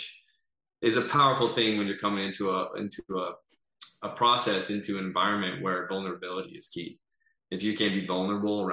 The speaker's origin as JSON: {"language": "English", "region": "Texas", "country": "United States", "said": "I'm from Texas."}